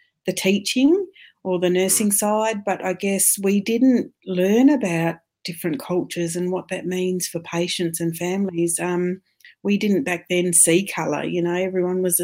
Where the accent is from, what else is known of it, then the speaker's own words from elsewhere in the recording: Australia; also born or lived in Ireland; they loved having me as an Australian